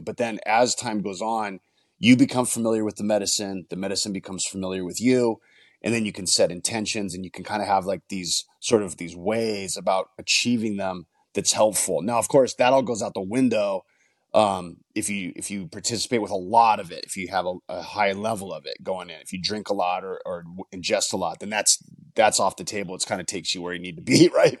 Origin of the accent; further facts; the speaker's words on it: Los Angeles, California, United States; grew up in a rough area of Northeast L